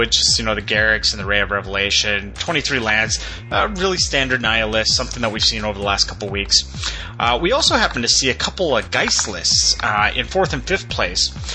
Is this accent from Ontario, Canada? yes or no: no; Edmonton, Alberta, Canada; my hometown of Edmonton, Alberta